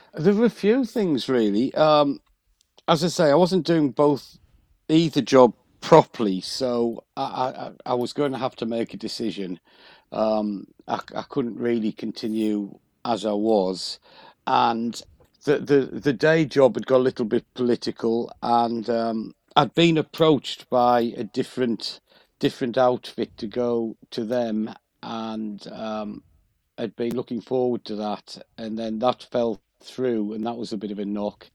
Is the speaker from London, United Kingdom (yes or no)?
no; County Durham, North East England, United Kingdom; moved away; I'm originally from County Durham